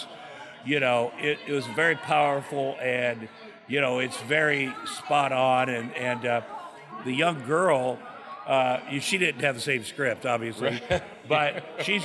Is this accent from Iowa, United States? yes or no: yes; Iowa, United States; moved away; I grew up in Iowa, a very working class farm town